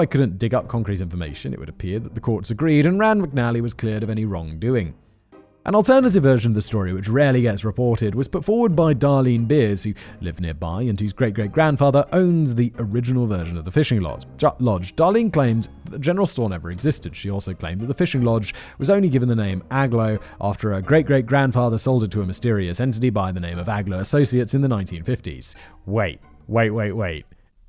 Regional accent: Rotherham, Yorkshire and the Humber, United Kingdom; Back when I was a teenager growing up in Rotherham, I used to hang around with a group of reprobates in a place we called Happy Corner.

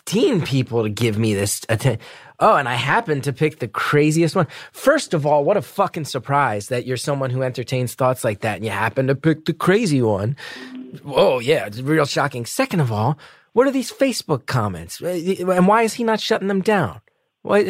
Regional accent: New Jersey, United States; where I grew up in New Jersey was the Division of Youth and Family Services

